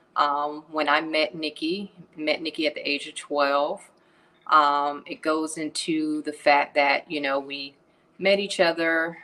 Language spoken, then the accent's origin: English; Atlanta, Georgia, United States; I'm originally from Atlanta